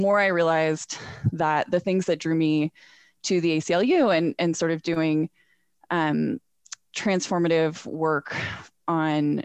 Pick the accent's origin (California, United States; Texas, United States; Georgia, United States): California, United States; Northern; moved away as an adult; also born or lived in New England; now in Salt Lake City, United States; I'm originally from Northern California. Grew up there, went to college in Southern California